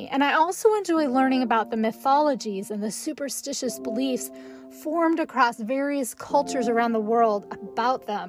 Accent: northern Idaho, United States; I grew up in northern Idaho

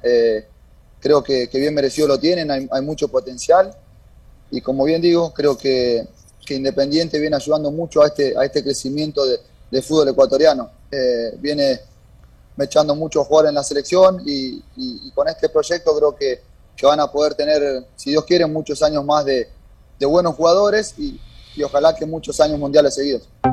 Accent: Argentina; moved away as an adult; now in Ecuador; somos varios argentinos por ahí que estamos en, el club

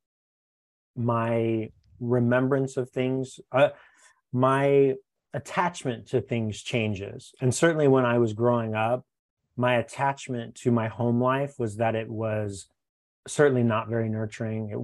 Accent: West Covina, California, United States; now in Los Angeles, United States; where I grew up in West Covina, there was a community playhouse.

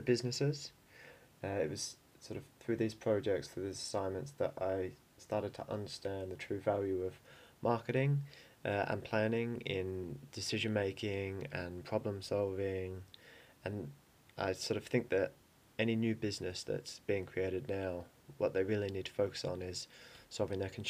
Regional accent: Melbourne, Victoria, Australia; moved away as an adult; now in London, United Kingdom; I'm originally from Melbourne

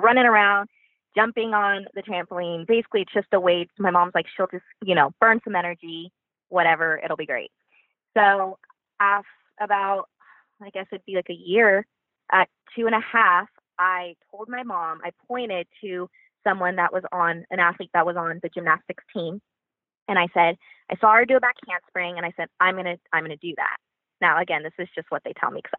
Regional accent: Oxnard, California, United States; Club Cheer Twisters in my hometown, Oxnard, California

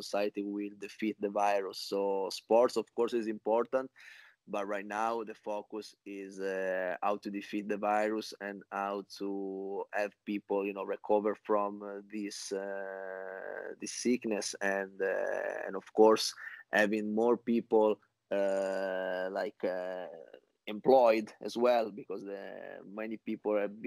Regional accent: Genoa, Liguria, Italy; moved away as an adult; now in New York, United States; I was born in Genoa very long time ago, in 1984

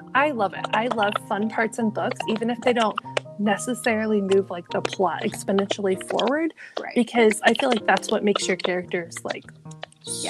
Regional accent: Midwest, United States; we're both from the Midwest

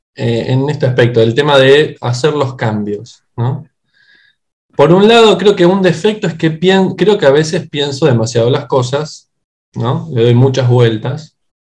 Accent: Buenos Aires Province, Argentina; moved away as an adult; now in Buenos Aires, Argentina; soy originario en realidad también de, o sea, dentro de la provincia de Buenos Aires

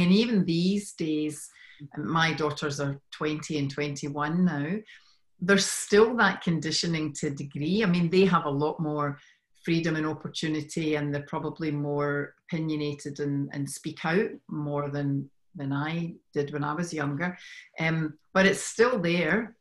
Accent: Scotland, United Kingdom; moved away as an adult; now in Sydney, Australia; I'm originally from Scotland

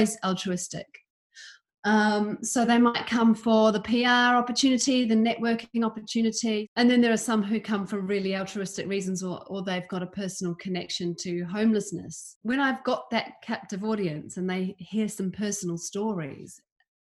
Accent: New Zealand; moved away; also born or lived in London / Edinburgh; I grew up in New Zealand

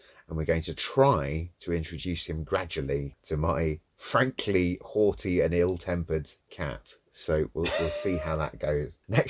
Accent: St Albans, East of England, United Kingdom; moved away as an adult; now in Italy; my hometown of St Albans

